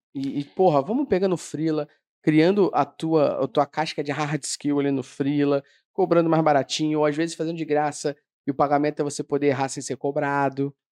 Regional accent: Rio de Janeiro, Brazil; Eu sou do Meyer

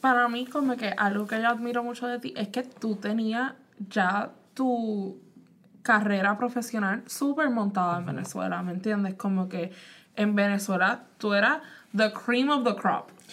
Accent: Puerto Rico; now in United States; yo pues nací en Puerto Rico

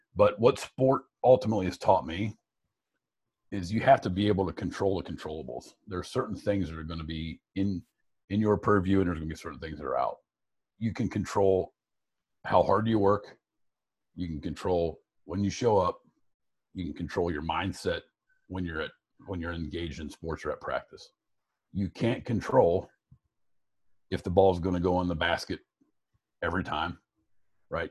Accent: Piqua, Ohio, United States; moved away as an adult; also born or lived in Fort Recovery, Ohio / Dayton, Ohio; now in Chicago, United States; I was born and raised in Fort Recovery

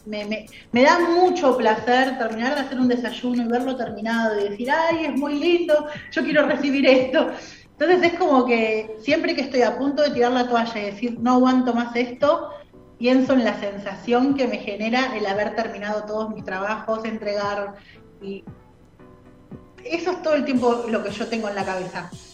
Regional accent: Buenos Aires, Argentina; moved away as an adult; also born or lived in La Plata; yo soy de Capital

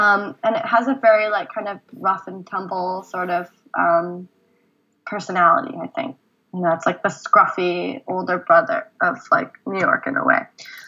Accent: South Korea; born there; I was born in Korea, and I grew up going there every other year, and it feels very much like a second home to me

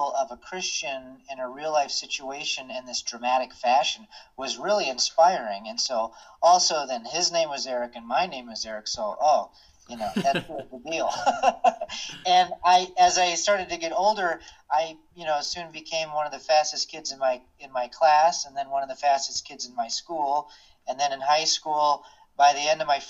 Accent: Kalamazoo, Michigan, United States; I'm actually from Kalamazoo, Michigan, and so a lot of people don't even realize Kalamazoo is a real town. It's not fictitious. I grew up there

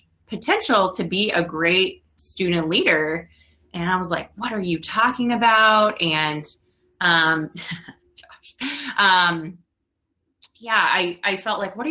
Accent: New York, New Jersey, Northeast, United States; moved away as an adult; also born or lived in Georgia; now in Chicago, United States; I'm from the Northeast, New York, New Jersey

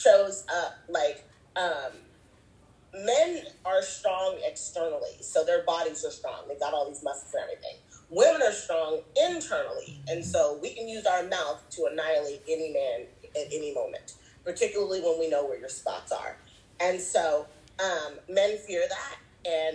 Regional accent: United States; also born or lived in Zimbabwe; I was born and raised in America.

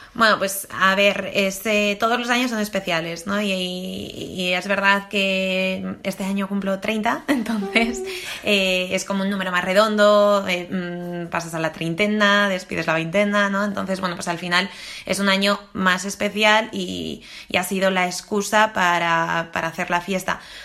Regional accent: Spain; somos españoles

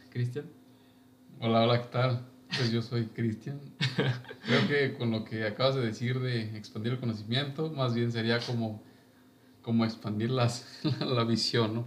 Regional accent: Villa Hidalgo, Jalisco, Mexico; moved away as an adult; yo soy de un pueblo muy, muy lejano, llamado Villa Hidalgo. Está en los altos de Jalisco

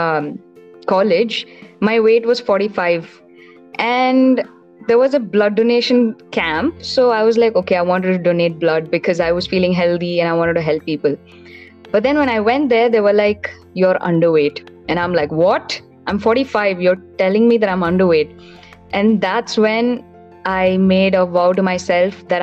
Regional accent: Bangalore, Karnataka, India; also born or lived in Tiruchirappalli, Tamil Nadu; I was born in Tamil Nadu, a small place called Tirchi, but I was brought up in Bangalore, so I consider myself a hardcore Bangalorean.

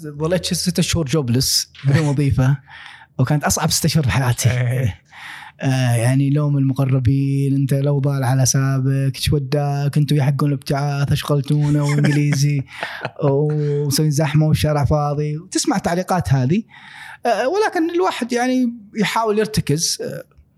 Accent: Al-Ahsa, Eastern Province, Saudi Arabia; also born or lived in Dhahran, Saudi Arabia / Khobar, Saudi Arabia / Australia; أنا شرقاوي يعني كنت إيه. قلنا نتكلم يعني 18 سنة عشتها في آه الأحساء

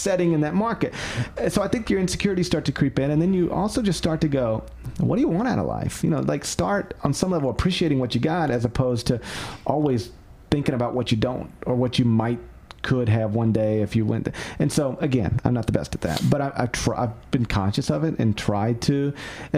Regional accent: Memphis, Tennessee, United States; I get to live in my hometown

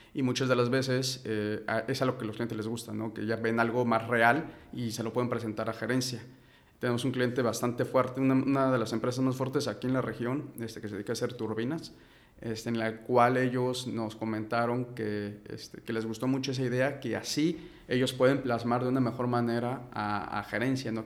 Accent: Mexico City, Mexico; soy de la Ciudad de México

